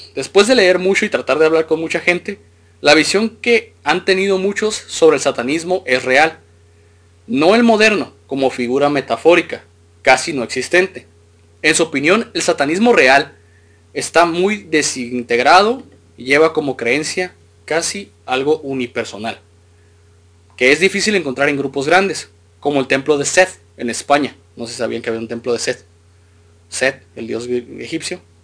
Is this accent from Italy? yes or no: no; Mexico